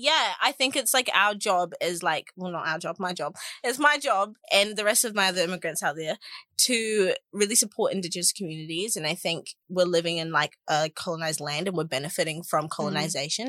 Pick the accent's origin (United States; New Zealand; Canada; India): New Zealand; we're definitely hotter than Australians.